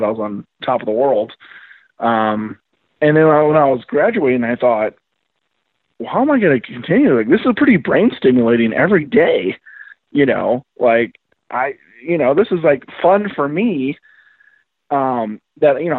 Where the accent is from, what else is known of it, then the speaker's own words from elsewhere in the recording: Pleasant Plains, Illinois, United States; I'm from Pleasant Plains. So I'm near Springfield